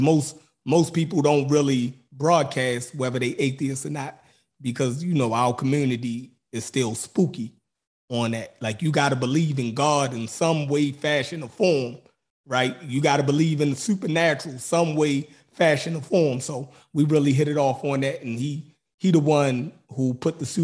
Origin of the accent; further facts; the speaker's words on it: Baltimore, Maryland, United States; accent: Baltimore; he automatically knew I was from Baltimore by my accent. So um, and we actually grew up in the same neighborhood and knew a lot of the same people.